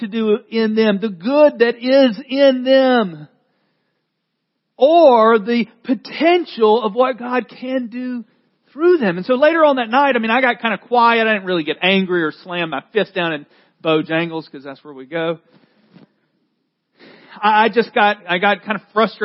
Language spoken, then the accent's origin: English; the South, United States; I grew up in the South